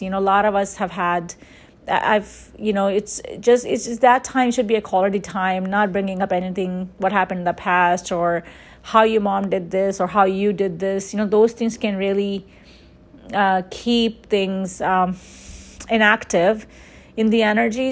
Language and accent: English; New York, United States; growing up in New York